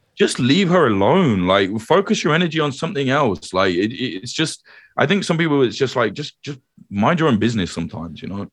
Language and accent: English; United Kingdom; also born or lived in Ireland (ancestry)